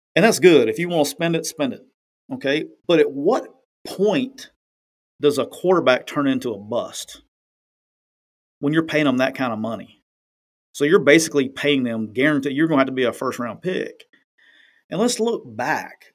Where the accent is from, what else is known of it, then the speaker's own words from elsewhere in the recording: near Talladega, Northeast Alabama, United States; moved away; just right down the road from my hometown